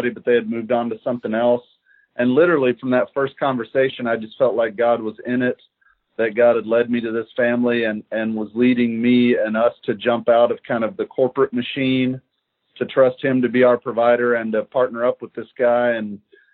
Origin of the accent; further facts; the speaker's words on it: Shelbyville, Kentucky, United States; moved away as an adult; also born or lived in Cincinnati / Lexington; I'm from Shelbyville originally. We've lived back in Shelbyville since 05 after being out of town for a while